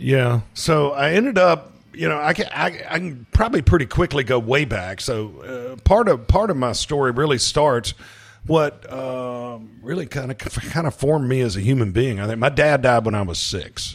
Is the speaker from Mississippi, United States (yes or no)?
yes; Hattiesburg, Mississippi, United States; I'm from Hattiesburg, Mississippi, uh, moved back, uh, to Hattiesburg